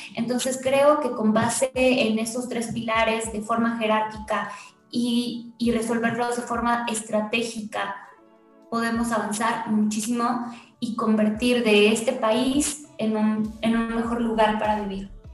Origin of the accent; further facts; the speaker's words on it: Mexico City, Mexico; yo, también soy vecina de Contreras